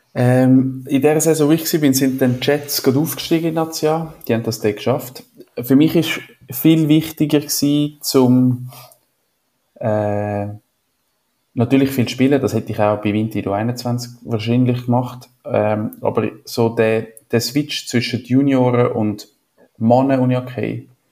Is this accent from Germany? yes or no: no; Switzerland; ich bin ja wo, nicht in den Bergen aufgewachsen, aber ja, wir haben Berge